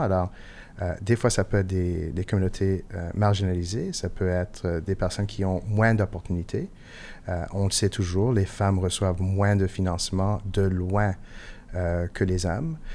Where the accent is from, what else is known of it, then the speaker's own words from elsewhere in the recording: Montreal, Quebec, Canada; first language English; French is a second language; je suis montréalais